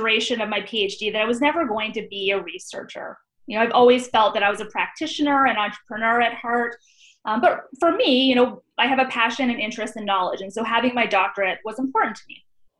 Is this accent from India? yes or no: no; Vancouver, British Columbia, Canada; moved away as an adult; also born or lived in Scotland / Vienna; now in United States; I am originally from Vancouver, Canada.